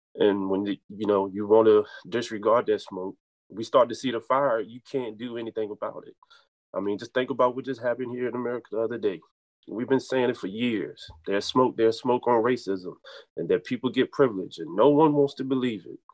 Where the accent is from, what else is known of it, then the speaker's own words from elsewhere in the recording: United States; growing up in Halifax County of the rural South